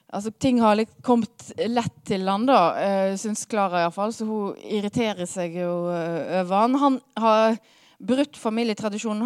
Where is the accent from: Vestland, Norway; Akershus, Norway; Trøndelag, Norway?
Vestland, Norway; Hardanger; moved away; jeg kommer fra Hardanger